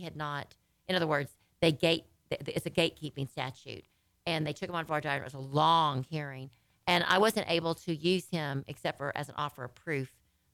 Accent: Louisiana, United States; now in Texas, United States; I'm from Louisiana, my family, the whole bit

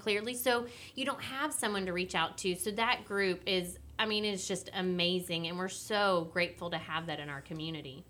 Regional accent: Willis, Texas, United States; growing up in Willis, I've crossed paths with Judge Mack before

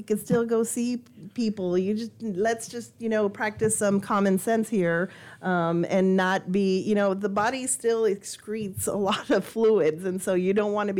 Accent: El Paso, Texas, United States; I came from El Paso. I had no idea what a hurricane was like. I'd never seen the waters.

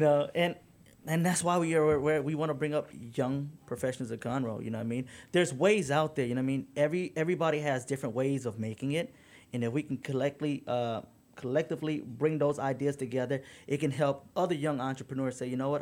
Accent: Detroit, Michigan, United States; I grew up in Detroit

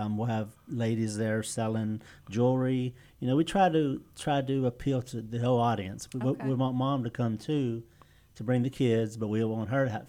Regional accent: Beaumont, Texas, United States; now in Montgomery, United States; Born and raised in the Beaumont, Texas area.

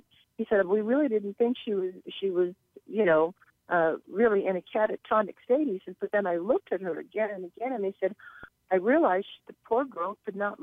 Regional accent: Los Angeles, California, United States; being my hometown

